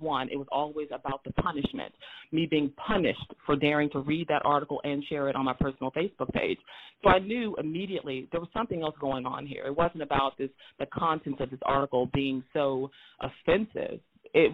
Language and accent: English; Moberly, Missouri, United States; also born or lived in St. Louis, Missouri; I was born in St. Louis, Missouri, but I grew up in Moberly, Missouri, which is a majority white space